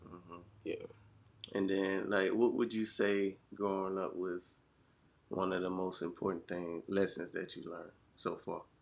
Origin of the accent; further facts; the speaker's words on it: Union, United States; Union is really a small town city, but it really ain't too much for kids to mm-hmm. do down here. It's really like a, a retirement home